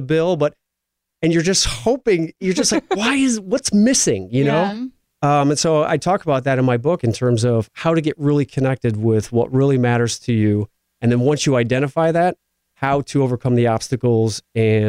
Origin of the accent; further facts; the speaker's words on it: Midwest, United States; also born or lived in Iowa; growing up in the Midwest where I come from